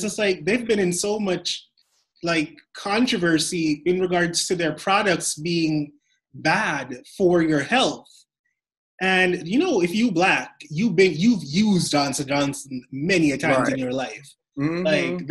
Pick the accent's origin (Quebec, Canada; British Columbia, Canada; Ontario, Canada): Ontario, Canada; Toronto; For those of you who know, I am from Toronto. And we've been on lockdown the longest in the world.